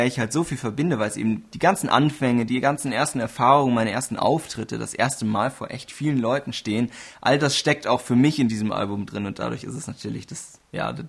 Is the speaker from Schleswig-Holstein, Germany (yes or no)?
no; Bavaria, Germany; Aber ja, streng genommen, so von der Definition her, tatsächlich bin ich Oberbayer.